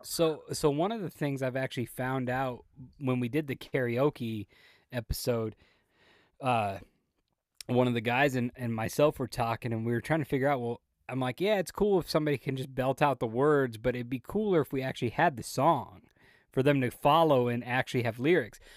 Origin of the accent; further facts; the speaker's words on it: Las Vegas, Nevada, United States; moved away; I grew up in Las Vegas